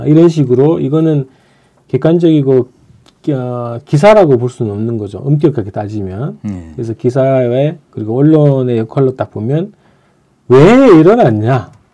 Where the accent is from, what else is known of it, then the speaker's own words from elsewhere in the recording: Andong, North Gyeongsang, South Korea; moved away; 제가 그 고향이 안동이잖아요